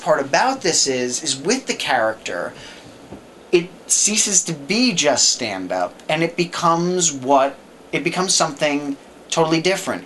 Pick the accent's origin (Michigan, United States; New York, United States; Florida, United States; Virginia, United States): New York, United States; growing up in New York